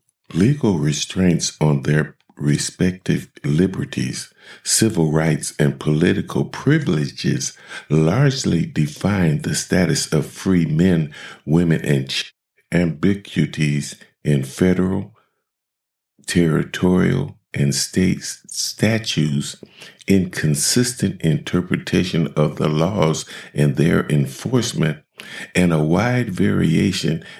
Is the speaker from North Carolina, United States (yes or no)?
no; Ohio, United States; my home state, Ohio